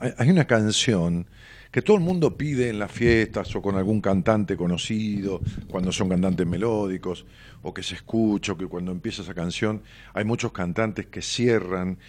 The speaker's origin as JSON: {"language": "Spanish", "town": "Ramos Mejía", "region": "Buenos Aires Province", "country": "Argentina", "tie": "born or raised there", "said": "la casa donde yo nací, una casa pequeña que mis padres alquilaban este, allá en mis pagos, en Ramos Mejía"}